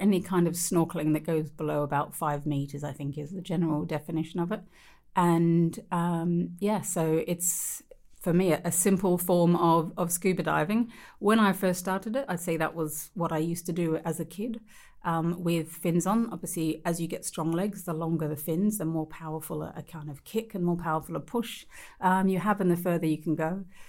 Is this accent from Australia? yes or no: yes; Australia; growing up in Australia